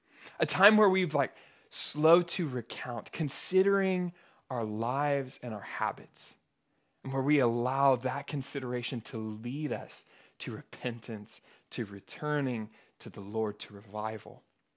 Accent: Oklahoma, United States; Growing up in Oklahoma, I remember this is one of like the first moments in my life where I had a realized fear

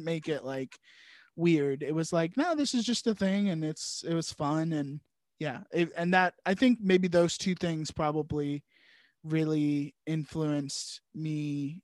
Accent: Richmond, Virginia, United States; we're both originally from Richmond, Virginia

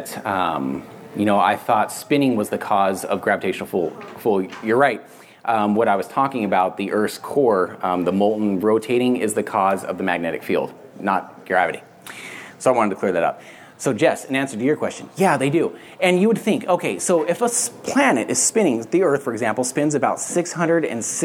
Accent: Barstow, California, United States; we're in the middle of the desert where I grew up in Southern California in Barstow

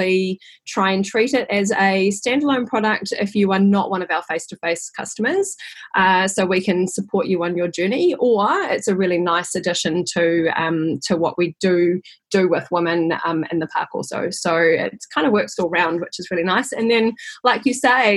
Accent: New Zealand; also born or lived in London, United Kingdom; I'm a Kiwi

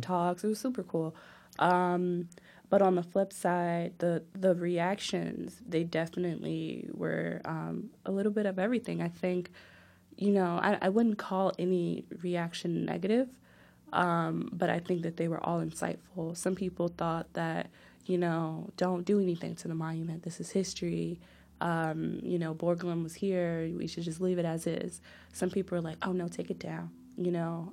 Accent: Newark, New Jersey, United States; my hometown

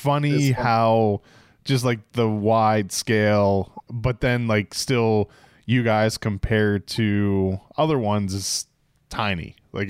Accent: Pittsburgh, Pennsylvania, United States; I grew up in Pittsburgh

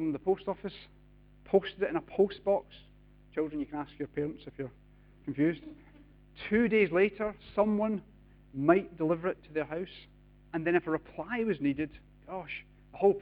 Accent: United Kingdom; We're British

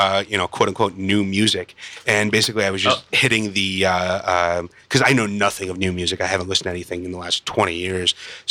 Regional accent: Chicago, Illinois, United States; Outside of Chicago.

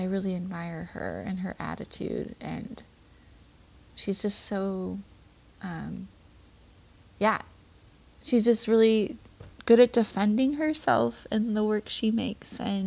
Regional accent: Midwest, United States; moved away as an adult; now in Hillsdale, NY, United States; I came from the Midwest

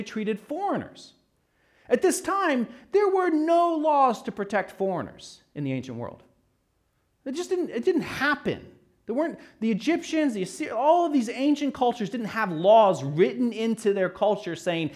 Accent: United States; I'm American

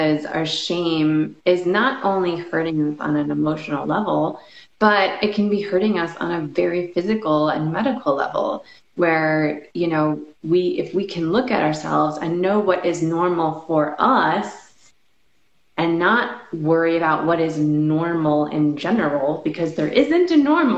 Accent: Chicago, Illinois, United States; also born or lived in Los Angeles; now in Las Vegas, United States; I'm originally from Chicago

